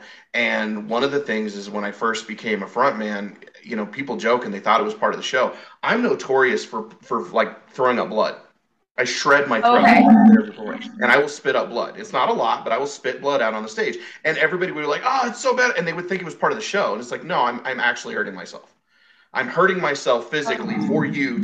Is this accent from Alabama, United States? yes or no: no; Western Colorado, United States; I grew up in Western Colorado, which is essentially Eastern Utah